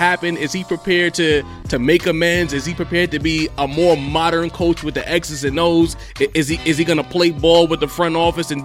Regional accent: New York, United States; as a New Yorker

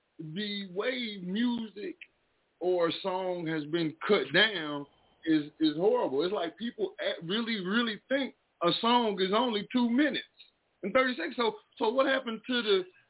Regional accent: Mineola, Texas, United States; accent: southern; moved away; I'm from Texas, man. I'm from East Texas, a little old bit of town called Mineola

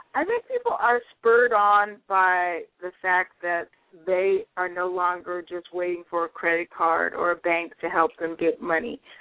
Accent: Pasadena, California, United States; also born or lived in Brooklyn, New York; I spent most of my time growing up in the Pasadena, Altadena

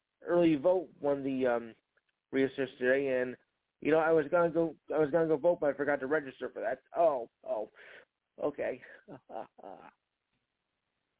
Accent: New Jersey, United States; In my home state, New Jersey

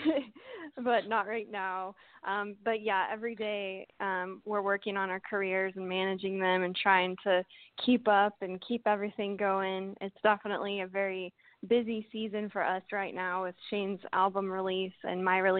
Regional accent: Norman, Oklahoma, United States; moved away as an adult; now in Los Angeles, United States; I grew up in Norman, Oklahoma

